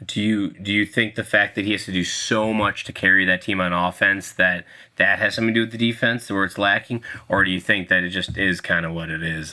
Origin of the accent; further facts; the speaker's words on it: Minnesota, United States; I'm from Minnesota